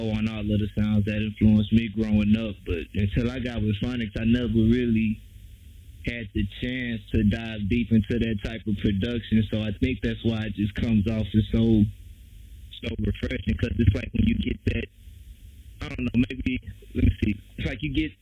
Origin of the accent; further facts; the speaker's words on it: Houston, Texas, United States; I'm from Houston, born and raised